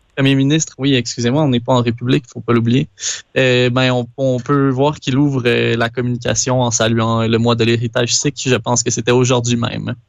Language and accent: French; Quebec, Canada; moved away; dans mon pays, euh, dans ma sur ma terre natale